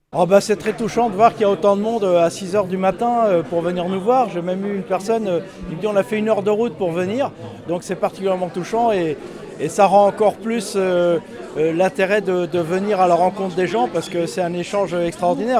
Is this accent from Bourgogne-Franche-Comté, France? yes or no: yes; Montbéliard, Bourgogne-Franche-Comté, France; moved away; j'ai passé euh, une partie de mon enfance ici au Petit Chenois, euh, à la Petite Hollande